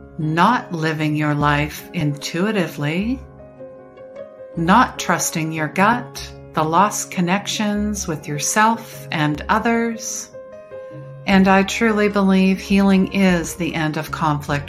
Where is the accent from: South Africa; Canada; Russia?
Canada; I'm possibly Canadian